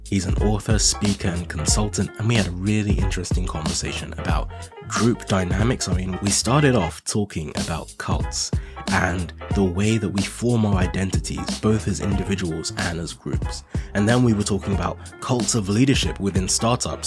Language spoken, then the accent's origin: English; Nigeria; now in United Kingdom; I'm originally Nigerian, and I came to the U K from Nigeria